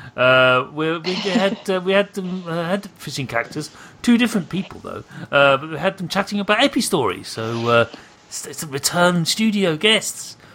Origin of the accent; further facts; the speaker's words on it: United Kingdom; I'm British.